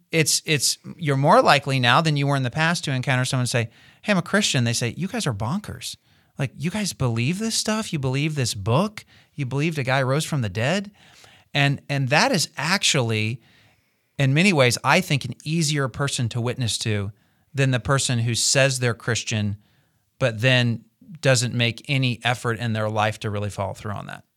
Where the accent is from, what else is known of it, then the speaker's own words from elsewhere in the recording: United States; as an American